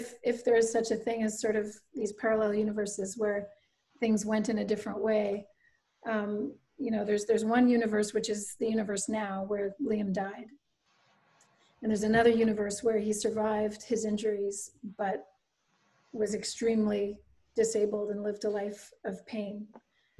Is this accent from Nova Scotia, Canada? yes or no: yes; Halifax, Nova Scotia, Canada; I grew up in Halifax, which is the capital city of Nova Scotia